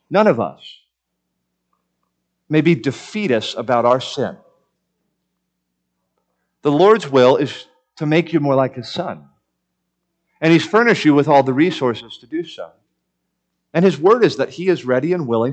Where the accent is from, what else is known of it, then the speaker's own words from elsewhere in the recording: Miami, Florida, United States; moved away; growing up in the city and growing up in Miami and never owning a home